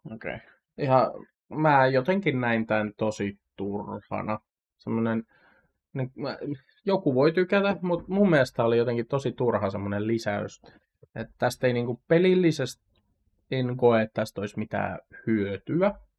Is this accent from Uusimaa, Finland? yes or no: no; Satakunta, Finland; satakuntalaisen nörtin